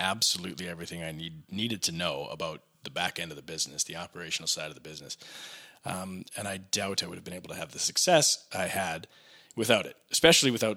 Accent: Regina, Saskatchewan, Canada; now in Calgary, Canada; I'm from Regina originally.

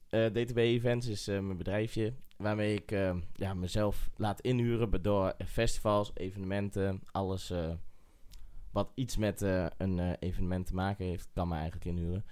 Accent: Eibergen, Gelderland, Netherlands; Ik kom uit Eibergen

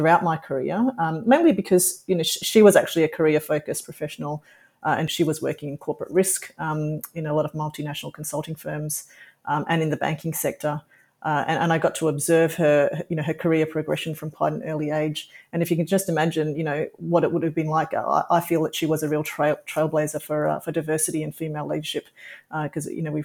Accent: Australia; also born or lived in Singapore; I was born in Singapore and I've got an Indian cultural heritage, but I've grown up pretty much in Australia

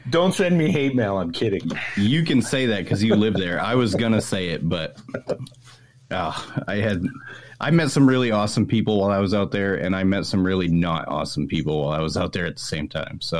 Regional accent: Toronto, Ontario, Canada; now in California, United States; I've been in California for 20 years, but I'm from up I, there.

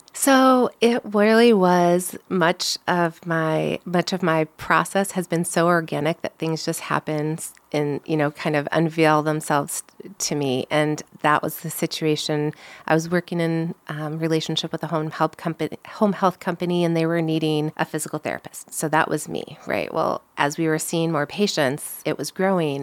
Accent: St. Louis, Missouri, United States; moved away as an adult; also born or lived in Iowa / Omaha, Nebraska; I grew up in Saint Louis, Missouri

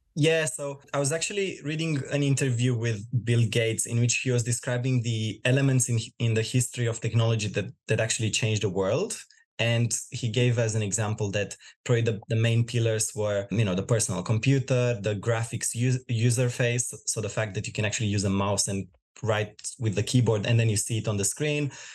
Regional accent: Romania; moved away as an adult; now in Australia; I'm originally from Romania. I moved in Australia about five years ago

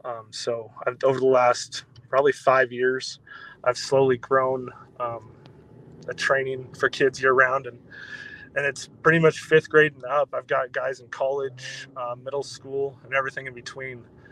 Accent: Spokane Valley, Washington, United States; So, like you said … I grew up in the Spokane Valley, which is just on the other side of the state line from Post Falls.

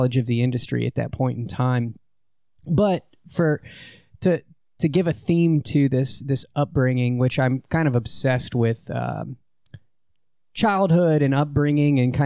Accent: Lake Charles, Louisiana, United States; growing up in Lake Charles

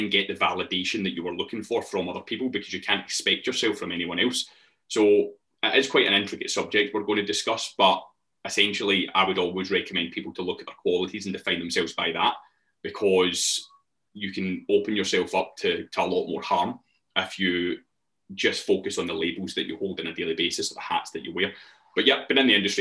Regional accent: Glasgow, Scotland, United Kingdom; I'm an online coach. I come from Glasgow.

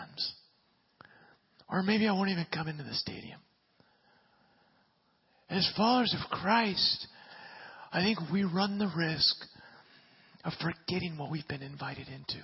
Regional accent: Southern California, United States; especially as Southern Californian people

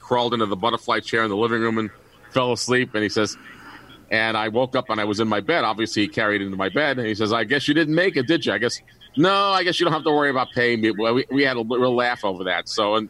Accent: Narrowsburg, New York, United States; when I was a kid growing up in New York State in Narrowsburg, New York, the summer camp, listening to WLS in 1964, 1965, 1966.

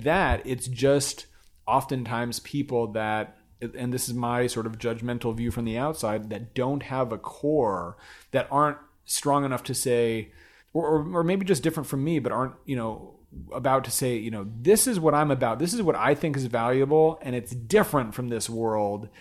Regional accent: Glendale, California, United States; we grew up in Glendale, California, a suburb of Los Angeles

